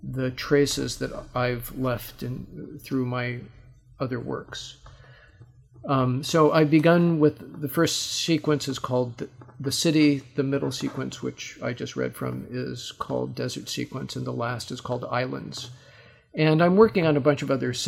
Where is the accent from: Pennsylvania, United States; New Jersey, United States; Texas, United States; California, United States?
California, United States; Los Angeles; I'm from Los Angeles